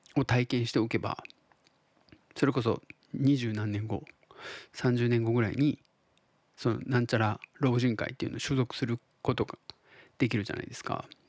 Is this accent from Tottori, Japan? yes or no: yes; Tottori, Japan; 僕が鳥取生まれギターポップ育ちの刑事です